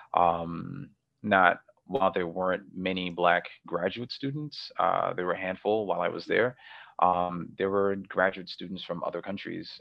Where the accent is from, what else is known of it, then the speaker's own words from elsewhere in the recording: New York, United States; moved away as an adult; also born or lived in Cleveland, Ohio; it was really different growing up in New York and then transitioning to Cleveland, Ohio